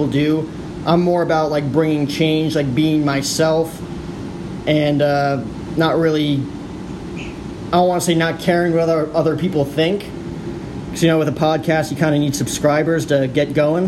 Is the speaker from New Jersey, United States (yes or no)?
yes; New Jersey, United States; now in Phoenix, United States; I grew up in New Jersey. So total East Coast kid